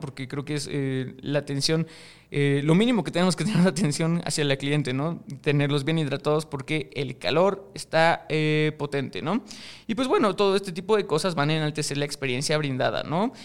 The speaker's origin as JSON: {"language": "Spanish", "country": "Mexico", "said": "yo soy de México, este programa se graba en México"}